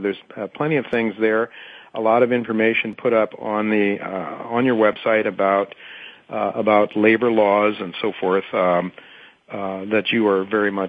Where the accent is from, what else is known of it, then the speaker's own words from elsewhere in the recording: Canton, Ohio, United States; I was brought up in Ohio, in Canton, Ohio, that area of the country. My father was a machinist, clearly a middle-class, working-class neighborhood that I grew up in.